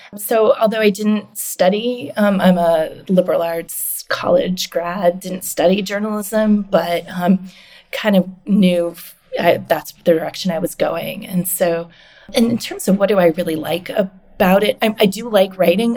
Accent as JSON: {"language": "English", "country": "Canada", "moved": "yes", "lives_now": "United States", "said": "I'm Canadian"}